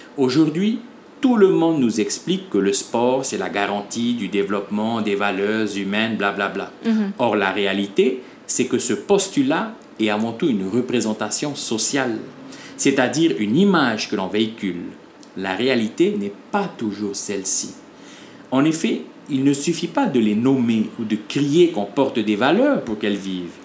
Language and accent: French; French Polynesia; chez nous en Polynésie française